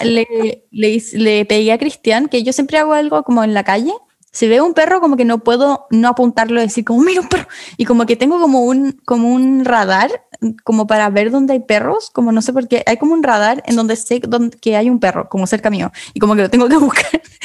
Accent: Chile; nací en Chile

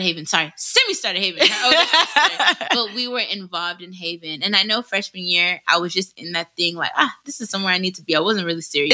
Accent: United States; in my childhood in America

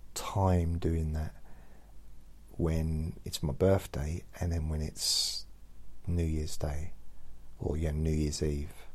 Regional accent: London, United Kingdom; moved away; I was born in London, but I lived in London for many years

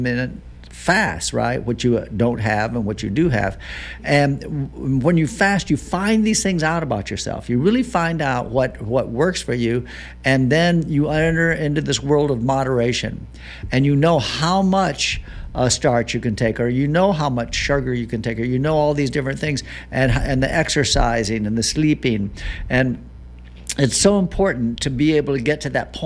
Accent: Florida, United States; I'm from Florida.

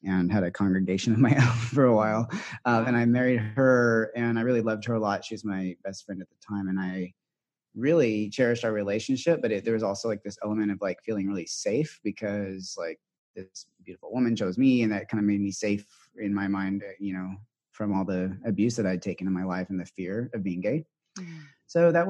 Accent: the South, United States; now in San Francisco, United States; I was raised in the South

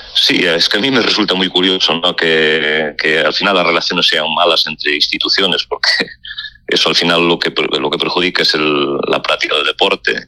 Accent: Lalín, Galicia, Spain; que soy de Lalín

